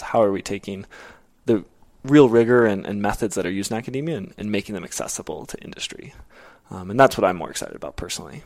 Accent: Arizona, United States; moved away as an adult; also born or lived in Kenya; now in Nairobi, Kenya; I am from Arizona, born and raised

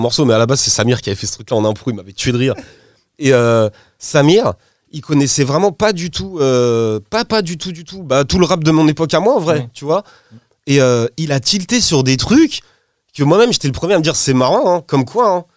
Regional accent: Poissy, Île-de-France, France; je suis de Poissy dans le 7-8, t'as vu, c'est pas le même accent

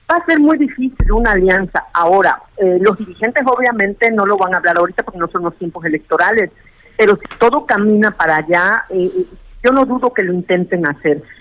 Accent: Veracruz, Mexico; como buena veracruzana que es, que somos

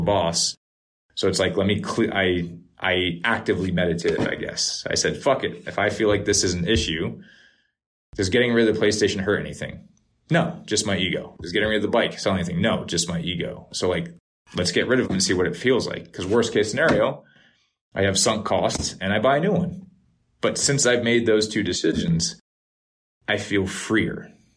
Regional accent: Norwalk, Connecticut, United States; Norwalk River, where I grew up in Norwalk

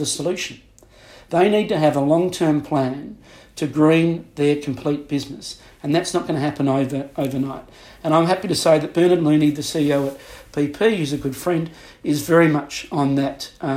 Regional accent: Adelaide, South Australia, Australia; moved away as an adult; also born or lived in Singapore; now in London, United Kingdom; I grew up in Adelaide in South Australia.

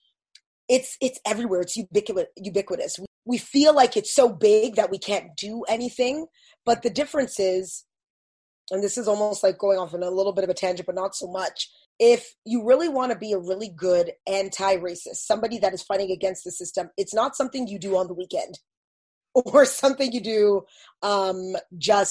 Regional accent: Toronto, Ontario, Canada; also born or lived in Windsor, Ontario; we moved to Toronto when I was 4, and I've always grown around people that it was multicultural for me. I grew up in North York

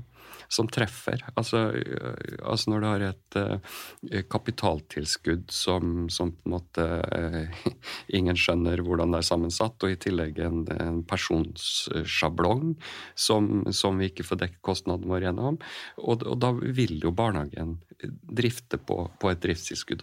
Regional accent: Kristiansund, Møre og Romsdal, Norway; moved away as an adult; now in Sarpsborg, Norway; jeg er jo opprinnelig fra Kristiansund

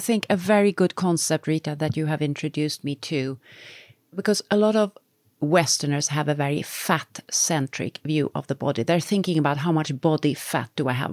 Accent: Sweden; we come from Sweden

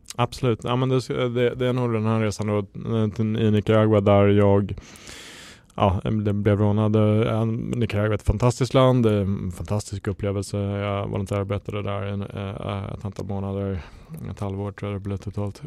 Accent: Jämtland, Sweden; now in Stockholm, Sweden; jag kommer från Jämtland från början

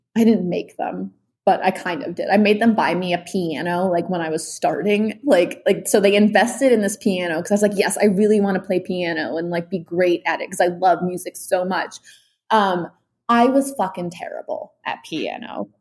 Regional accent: New York City, New York, United States; I grew up in New York City

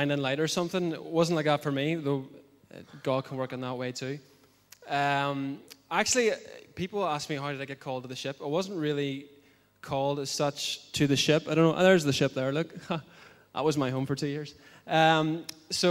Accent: Bangor, Northern Ireland, United Kingdom; I come from Bangor, from this church

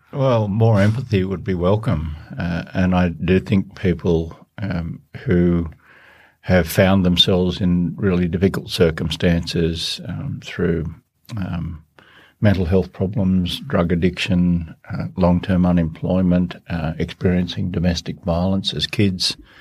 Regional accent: Baradine, New South Wales, Australia; I come from the Australian bush and a d, drought-affected area, Barradine in northwest New South Wales

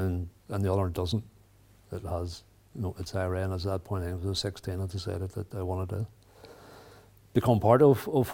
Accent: Randalstown, Northern Ireland, United Kingdom; I grew up outside Rondlestown, which is about 20 miles from here.

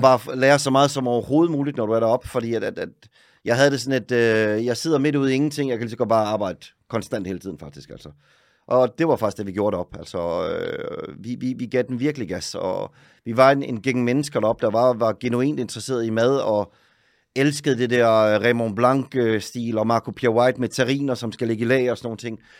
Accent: Søllested, Zealand, Denmark; moved away as an adult; now in Oslo, Norway; Jeg er fra Søllested

